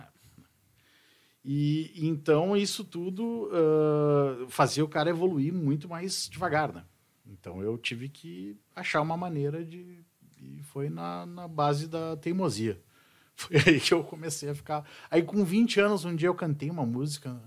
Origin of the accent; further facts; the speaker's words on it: Bento Gonçalves, Rio Grande do Sul, Brazil; era Serra Gaúcha, sou de Bento Gonçalves.